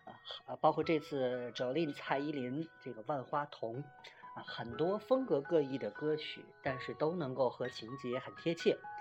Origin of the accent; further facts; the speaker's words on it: Tianjin, China; 特别是作为天津人嘛